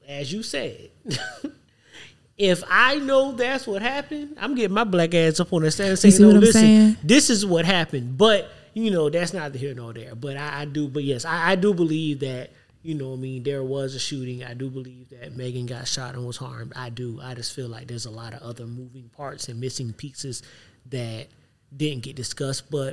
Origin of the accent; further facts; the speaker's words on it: Savannah, Georgia, United States; moved away; also born or lived in Atlanta; I'm from Savannah. I'm also Geechee